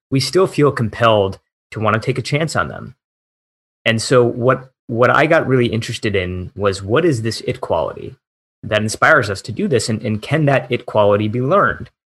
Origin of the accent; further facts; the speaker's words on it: Michigan, United States; moved away; also born or lived in Silicon Valley; My hometown back in Michigan was one of the towns that flipped from blue to red that year